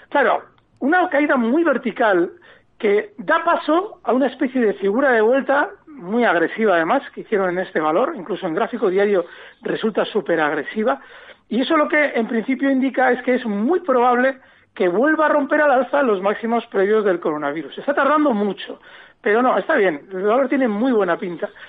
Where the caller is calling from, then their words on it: Ciudad Real, Castilla-La Mancha, Spain; Muchas gracias por, por el programa. … de Ciudad Real.